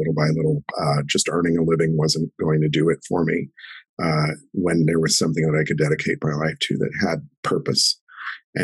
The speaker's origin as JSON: {"language": "English", "town": "Denver", "region": "Colorado", "country": "United States", "tie": "born or raised there", "said": "I grew up in Denver"}